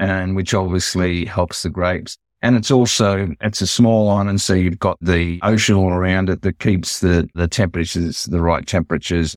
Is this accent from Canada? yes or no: no; Australia; we're from Australia.